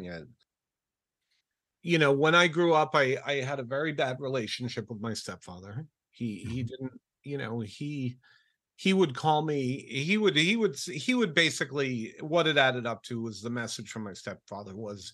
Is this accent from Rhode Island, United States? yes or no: yes; Rhode Island, United States; I grew up in Rhode Island